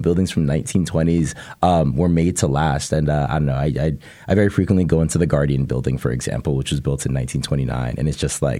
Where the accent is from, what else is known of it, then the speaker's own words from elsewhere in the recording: Portland, Oregon, United States; moved away; also born or lived in Washington, D.C.; I am from Portland, Oregon